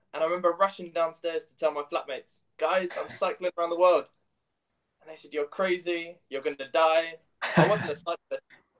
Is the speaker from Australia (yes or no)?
no; London, United Kingdom; moved away as an adult; also born or lived in Aberystwyth, Wales; So I'm from London.